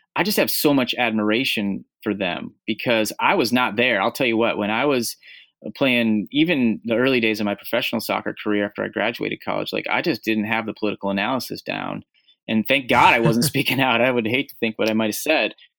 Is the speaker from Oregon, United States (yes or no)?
yes; Portland, Oregon, United States; my hometown of Portland, Oregon